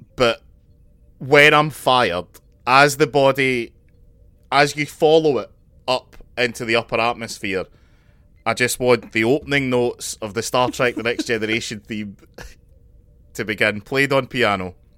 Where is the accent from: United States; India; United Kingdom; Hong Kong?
United Kingdom; Scotland; as a Scotsman, it's ki, kind of in my cultural history